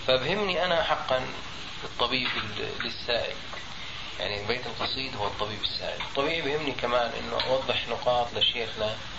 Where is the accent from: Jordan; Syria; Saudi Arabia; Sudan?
Jordan; عندنا في الأردن